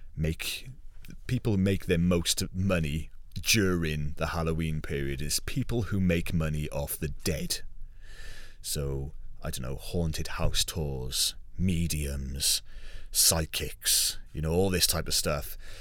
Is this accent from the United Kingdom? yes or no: yes; United Kingdom; being British